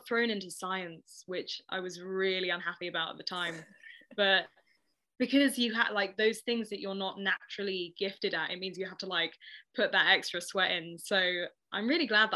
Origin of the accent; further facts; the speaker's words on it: Ealing, London, United Kingdom; I grew up in Ealing, very sort of middle class, classic home